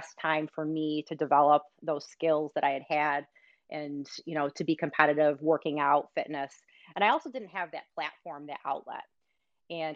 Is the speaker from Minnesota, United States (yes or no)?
no; Rochester, New York, United States; also born or lived in Michigan; I grew up, as we originally started this conversation, in upstate New York. So I'm originally from Rochester, New York